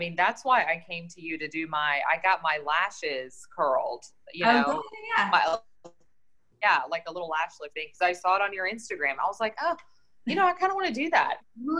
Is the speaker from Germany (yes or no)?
yes; Frankfurt, Hesse, Germany; now in Charlotte, United States; I grew up in Germany, around Frankfurt. My dad was military. My mom's German.